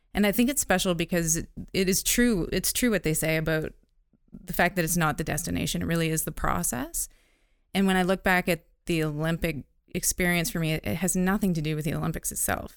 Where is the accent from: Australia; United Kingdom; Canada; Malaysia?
Canada; North Bay, Ontario; I grew up in Northern Ontario, North, North Bay, Ontario.